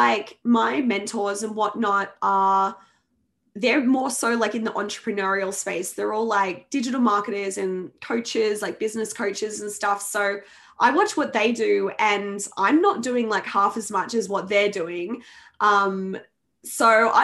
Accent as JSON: {"language": "English", "town": "Sydney", "region": "New South Wales", "country": "Australia", "tie": "born or raised there", "moved": "yes", "said": "that's my hometown, home state"}